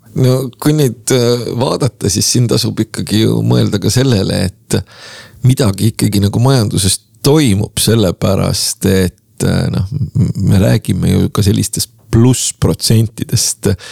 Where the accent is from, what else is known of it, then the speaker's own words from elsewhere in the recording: Tallinn, Harju County, Estonia; ma olen äh, Lasnamäelt pärit